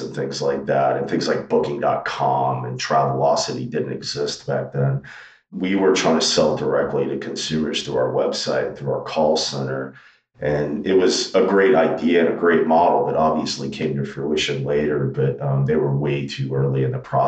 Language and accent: English; Daytona Beach, Florida, United States; also born or lived in Santa Barbara, California; now in Omaha, United States; I'm originally from Florida. I grew up in Daytona Beach